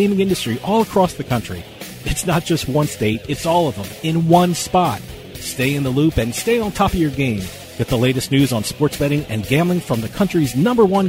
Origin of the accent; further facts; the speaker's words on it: Northeast, United States; I'm from the Northeast